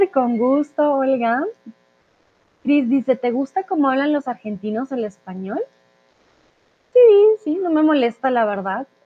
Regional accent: Colombia; Y aquí, cuando digo que soy de Colombia, es como, hmm

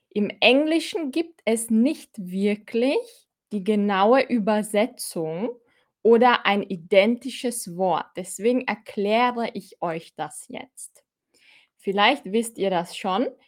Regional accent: Austria; Ich bin auch aus Österreich, Fahim.

